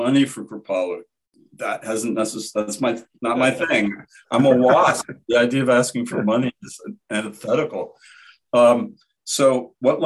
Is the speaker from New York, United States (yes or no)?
no; Midwestern Ohio, United States; my growing up in Midwestern Ohio